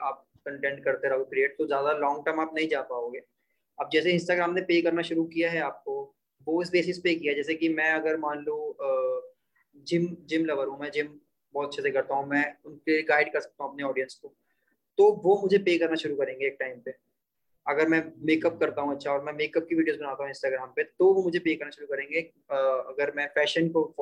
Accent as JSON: {"language": "Hindi", "town": "Bhojpur", "country": "India", "tie": "born or raised there", "said": "अपना यहाँ पे एक मंडी वाला स्कूल होता था भोजपुर में"}